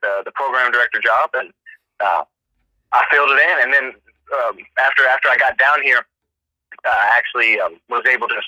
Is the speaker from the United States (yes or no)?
yes; Hannibal, Missouri, United States; moved away as an adult; now in Pelham, United States; I am 26 years old, and I am from America's hometown, Hannibal, Missouri